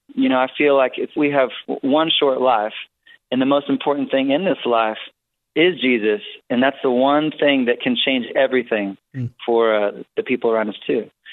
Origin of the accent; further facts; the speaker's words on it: Wisconsin, United States; I was born in Wisconsin on a little farm, and it was a home birth